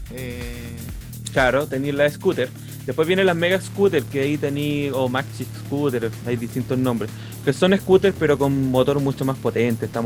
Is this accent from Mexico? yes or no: no; Renca, Santiago Metropolitan Region, Chile; now in Ñuñoa, Chile; nací en Renca. Corazón de Renca